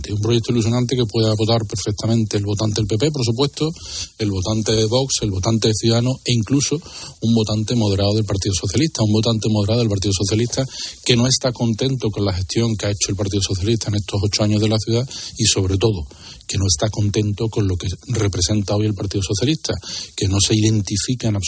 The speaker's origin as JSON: {"language": "Spanish", "town": "Seville", "region": "Andalusia", "country": "Spain", "tie": "born or raised there", "said": "Yo, soy sevillano, nací en Sevilla"}